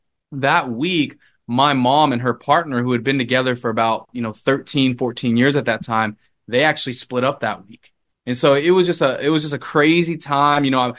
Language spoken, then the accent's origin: English; Los Angeles, California, United States; from Los Angeles where I grew up to school in San Diego, I kind of just uprooted from